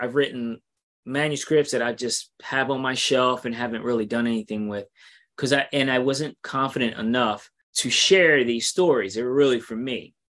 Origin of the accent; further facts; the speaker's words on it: New York City, New York, United States; I'm from New York City and I'm currently in Alabama writing my second book.